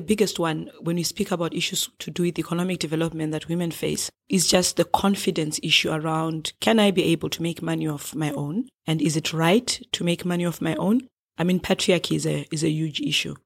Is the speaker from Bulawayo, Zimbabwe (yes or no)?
no; Harare, Zimbabwe; I'm from Zimbabwe and from the capital city of Harare.